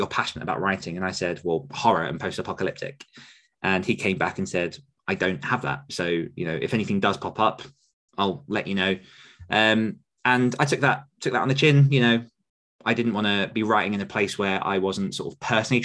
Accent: United Kingdom; me being British

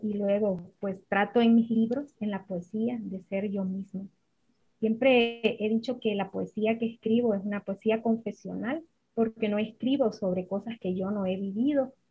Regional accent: Jutiquile, Olancho, Honduras; also born or lived in Comayagua, Honduras; Mi pueblito es un pueblo muy pequeño del centro de Honduras, se llama Juterique.

